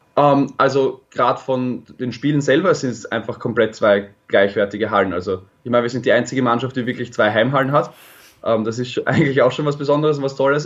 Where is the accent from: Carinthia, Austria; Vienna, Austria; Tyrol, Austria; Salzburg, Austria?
Vienna, Austria; meine Heimatstadt Wien